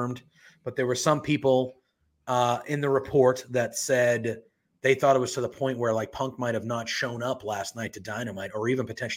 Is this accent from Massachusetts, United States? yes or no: yes; Boston, Massachusetts, United States; I'm from Boston.